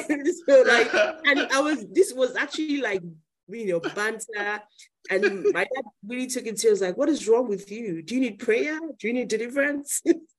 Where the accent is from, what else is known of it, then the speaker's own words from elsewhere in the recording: Nigeria; moved away; also born or lived in Spain; I think that's one of the blessings of being a Nigerian. I don't even want to say African, of being a Nigerian, and specifically of being Yoruba, in my case, a mix, but let's just stay on the Yoruba line.